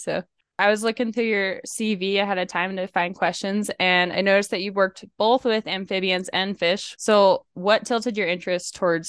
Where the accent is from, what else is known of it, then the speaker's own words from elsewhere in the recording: Montana, United States; I was growing up in Montana.